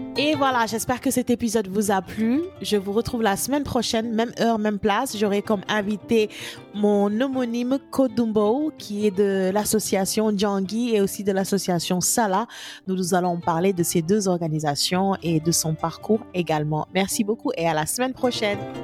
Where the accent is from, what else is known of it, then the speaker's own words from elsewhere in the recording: Gorée, Dakar, Senegal; j'ai grandi un peu à Gorée